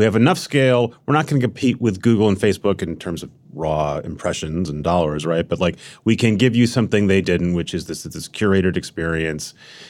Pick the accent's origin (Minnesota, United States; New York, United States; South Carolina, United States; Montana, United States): Minnesota, United States; I've been to Des Moines once. I'm from Minnesota, so it's kind of...